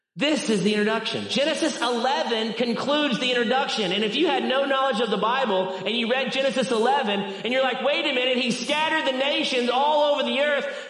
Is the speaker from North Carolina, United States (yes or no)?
no; Arkansas, United States; I am from Arkansas